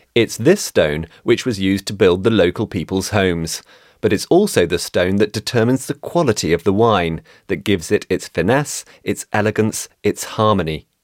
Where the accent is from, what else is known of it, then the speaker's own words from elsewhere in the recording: Florence, Tuscany, Italy; moved away as an adult; I'm from Florence originally